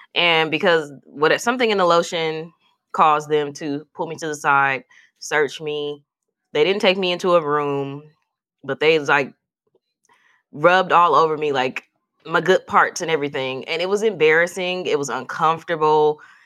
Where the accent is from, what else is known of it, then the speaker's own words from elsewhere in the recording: Milwaukee, Wisconsin, United States; we're all from Milwaukee